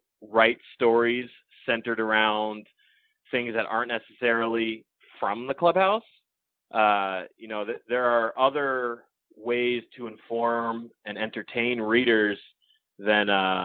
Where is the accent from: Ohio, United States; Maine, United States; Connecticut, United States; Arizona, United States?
Connecticut, United States; when I was a kid growing up in Connecticut